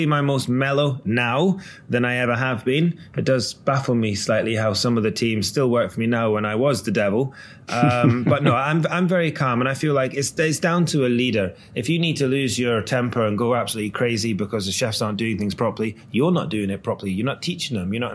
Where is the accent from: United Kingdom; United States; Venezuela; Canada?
United Kingdom; Scotland; now in London, United Kingdom; I've always been very proud of being Scottish